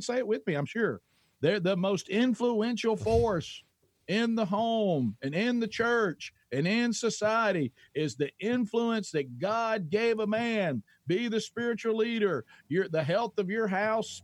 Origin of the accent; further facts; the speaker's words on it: Oxford, Alabama, United States; I'm a C student from Calhoun County, Alabama